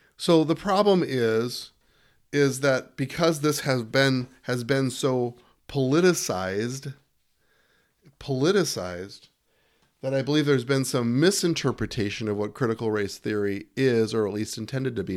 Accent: United States; as an American

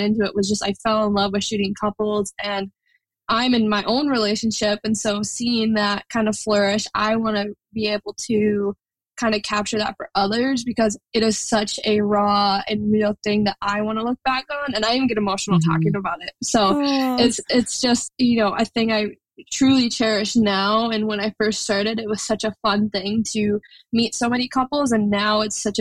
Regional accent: Minneapolis, Minnesota, United States; I'm from Minneapolis, Minnesota, but honestly, I'm never really home when it comes to photography. So I say that's my home base

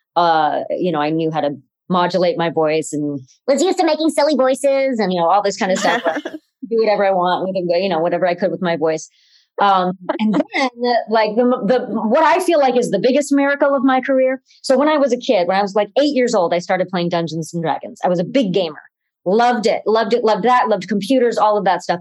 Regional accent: Cleveland, Ohio, United States; out in Cleveland, which is where we were, uh, where I was

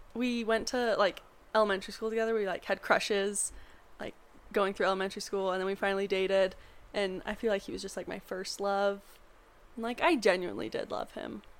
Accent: Montana, United States; now in Colorado, United States; I'm from Montana, so most guys drive trucks

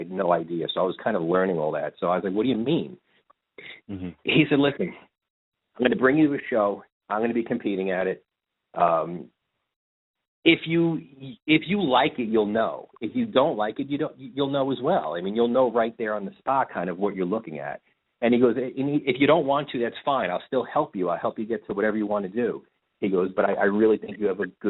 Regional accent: New Jersey, United States; I was living in New Jersey at the time, and growing up in the city type of thing, about 2 minutes from Manhattan.

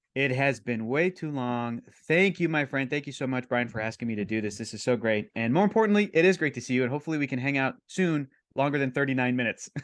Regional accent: San Diego, California, United States; I grew up in San Diego. I grew up in California

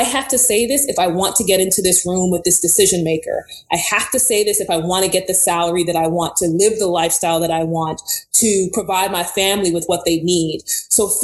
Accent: New York City, New York, United States; moved away; also born or lived in Houston, Texas / Baton Rouge, Louisiana; I'm a girl from Brooklyn, New York.

